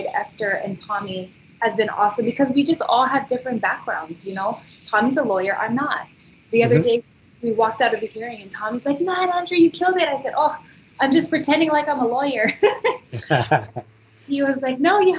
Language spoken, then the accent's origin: English; Hawaii, United States; also born or lived in Kahuku, Hawaii; now in Waianae, United States; I grew up in Hawaii. I was born in Kahuku